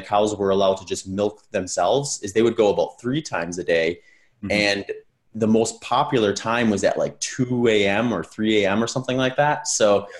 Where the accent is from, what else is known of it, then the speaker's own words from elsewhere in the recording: Wisconsin, United States; I grew up in Wisconsin